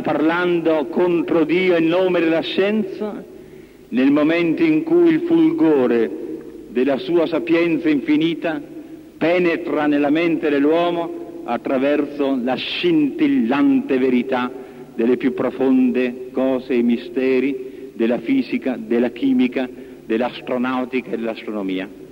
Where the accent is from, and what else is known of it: Italy